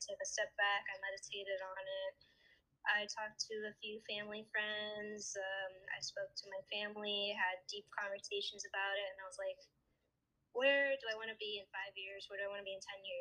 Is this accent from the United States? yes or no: yes; Connecticut, United States; I was born and raised in Connecticut